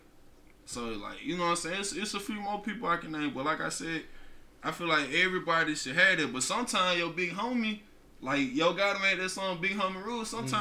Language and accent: English; Grenada, Mississippi, United States; I'm from Grenada, I'm young